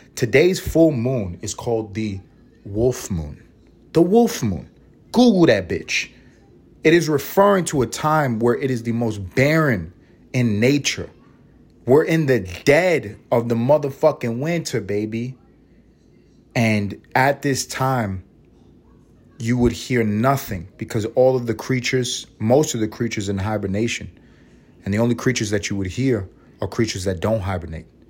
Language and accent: English; New York City, New York, United States; I grew up in East Harlem